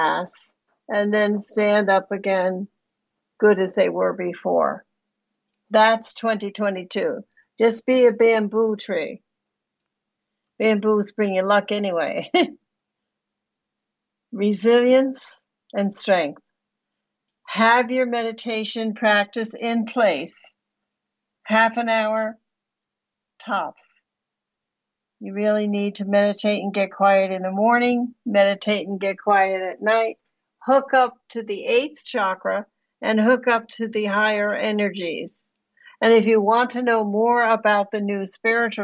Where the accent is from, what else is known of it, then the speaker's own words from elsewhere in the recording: New Jersey, United States; I grew up in New Jersey, right across the street, right across the river from you.